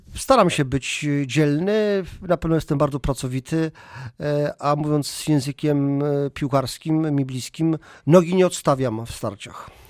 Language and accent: Polish; Poland; my Polacy kultywujemy takie tradycje